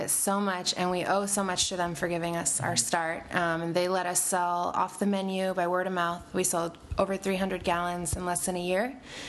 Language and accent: English; Corpus Christi, Texas, United States; My mom's family is from Monterrey, Mexico. And … and I grew up in Corpus …ti, Texas, so okay. South Texas.